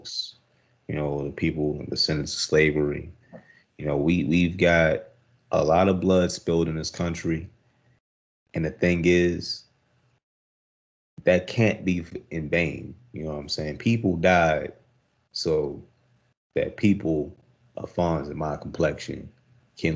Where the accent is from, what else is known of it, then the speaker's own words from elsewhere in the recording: United States; I'm American dude, but as American as they come